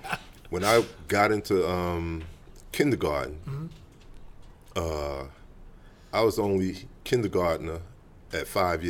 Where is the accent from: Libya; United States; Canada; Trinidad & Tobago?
United States; New York City, New York; I'm right here in the Bronx, bro.